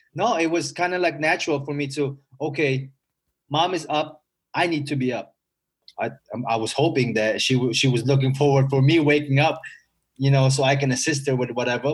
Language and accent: English; Philippines; also born or lived in Eagle Grove, Iowa; now in United States; I was a bad kid when I was growing up in the Philippines